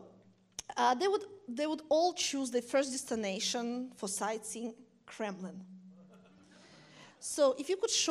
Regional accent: Siberia, Russia; moved away as an adult; also born or lived in Moscow, Russia; me and Andre, we grew up in Siberia

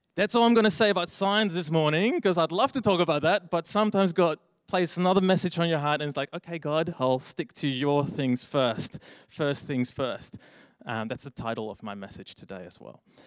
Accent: Netherlands; English is a second language; moved away as an adult; now in Australia; if you hear my accent, I'm actually from overseas. I've lived here in Australia for 10 years already, but. Um, yeah, I'm actually from the Netherlands

